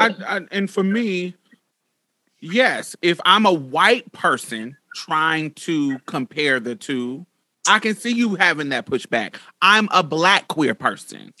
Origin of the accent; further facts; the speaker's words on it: Midwest, United States; I'm from the up south, I'm from the Midwest.